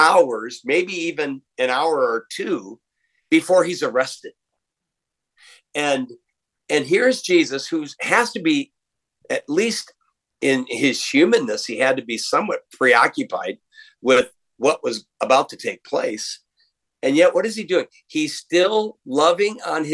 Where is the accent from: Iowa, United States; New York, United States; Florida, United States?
Iowa, United States; Waterloo; moved away; I'm from the Midwest. I'm from Waterloo, Iowa, and sort of a working town. I was a city boy.